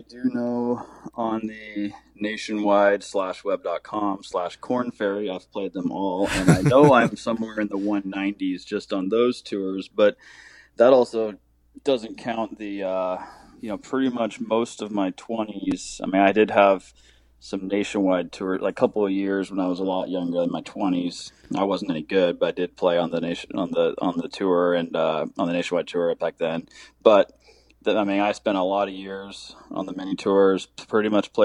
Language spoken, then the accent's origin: English; Portland, Oregon, United States; I grew up in Oregon, in Portland